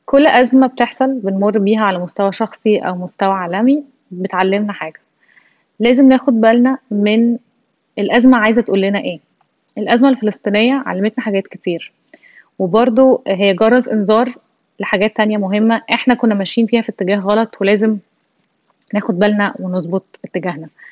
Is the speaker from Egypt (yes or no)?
yes; Egypt; احنا كمصريين